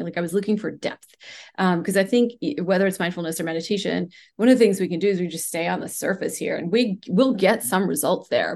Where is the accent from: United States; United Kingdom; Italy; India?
India; moved away; I grew up in India in a large family where we practiced, um, you know, different Ayurvedic techniques